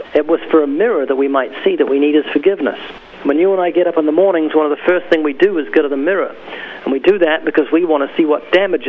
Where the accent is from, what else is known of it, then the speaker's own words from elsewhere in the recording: New Zealand; now in United States; No, actually, I came from New Zealand.